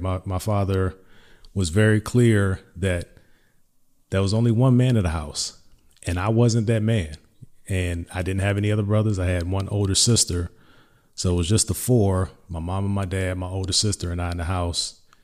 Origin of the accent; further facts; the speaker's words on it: Hampton, Virginia, United States; I'm from Hampton Roads, Hampton, Virginia specifically